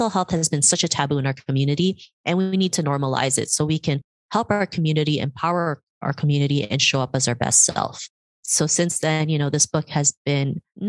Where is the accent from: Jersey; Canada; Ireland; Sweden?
Canada; growing up in Canada, you know, in the early 90s